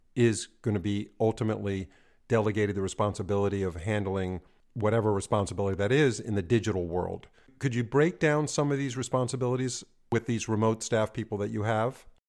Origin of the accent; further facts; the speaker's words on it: New York, United States; moved away; also born or lived in California; I was born and raised in New York.